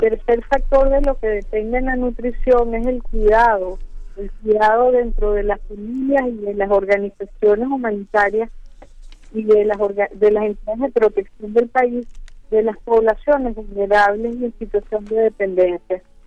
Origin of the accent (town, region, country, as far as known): Venezuela